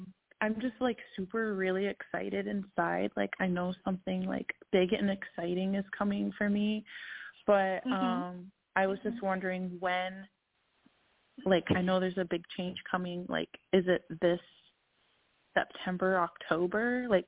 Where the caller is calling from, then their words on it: Minnesota, United States; I'm calling from Minnesota, too.